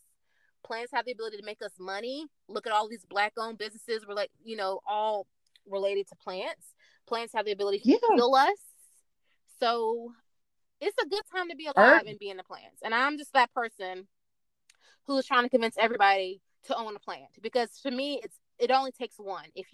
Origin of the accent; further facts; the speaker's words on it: Tallahassee, Florida, United States; now in Orlando, United States; I was raised in Tallahassee. Elementary to high school, Tallahassee, Florida